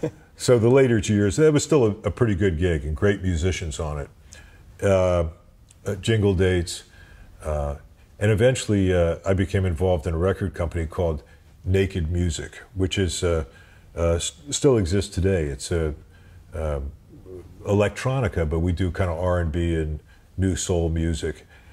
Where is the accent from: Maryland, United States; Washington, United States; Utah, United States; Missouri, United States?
Missouri, United States; St. Louis; now in New York, United States; I came to New York from St. Louis.